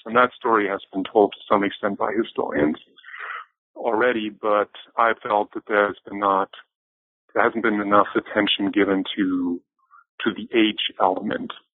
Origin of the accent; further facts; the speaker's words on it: a small village outside of Bayreuth, northern Bavaria, Germany; English is a second language; moved away; also born or lived in Erlangen; I grew up in Germany, more precisely in a, in a small village outside of Bayreuth, so in northern Bavaria.